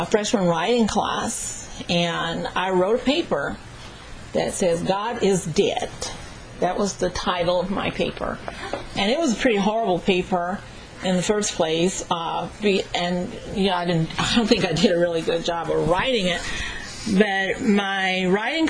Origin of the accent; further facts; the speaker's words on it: Dallas, Texas, United States; moved away as an adult; also born or lived in New York; I wasn't born there, but I grew up in Dallas and Fort Worth, Texas